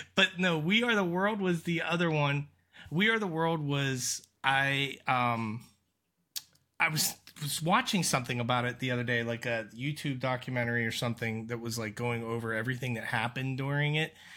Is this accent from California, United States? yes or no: no; Aliquippa, Pennsylvania, United States; I'm from Pittsburgh.